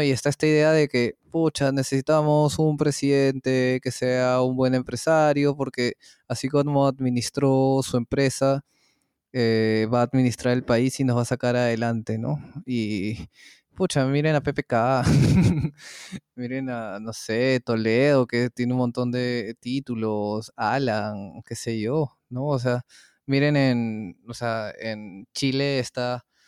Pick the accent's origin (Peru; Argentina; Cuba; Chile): Peru; ¿qué es esta música que se ha hecho en mi país?